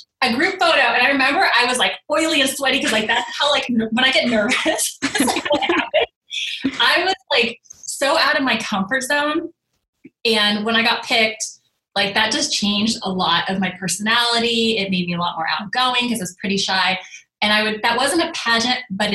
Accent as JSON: {"language": "English", "region": "Northern California", "country": "United States", "also_born_or_lived": "Arizona / Los Angeles", "moved": "as an adult", "said": "I'm from Northern California."}